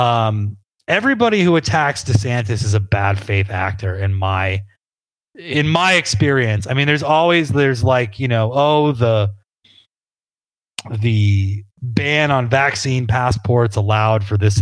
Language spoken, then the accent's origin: English; New England, United States; I grew up in New England